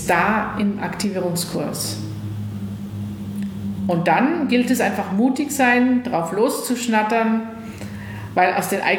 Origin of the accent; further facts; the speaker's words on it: West Germany, Germany; Ich bin im Westen groß geworden.